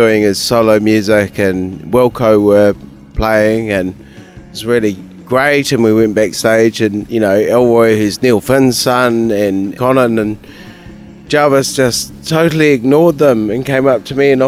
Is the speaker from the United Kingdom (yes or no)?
yes; England, United Kingdom; now in Wellington, New Zealand; my father, who's English, I was born in England